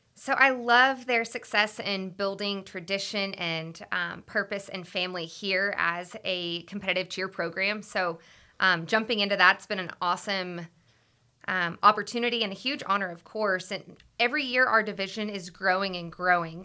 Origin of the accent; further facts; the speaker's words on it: Austin, Texas, United States; I actually grew up in Austin. I'm born and raised in Austin